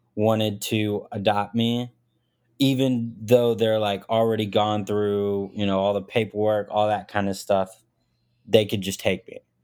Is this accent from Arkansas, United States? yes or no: yes; Arkansas, United States; also born or lived in Smolensk, Russia; born there, came moved to, uh, Arkansas, rural city in Arkansas, really small town, and just kinda, yeah, just grew up and did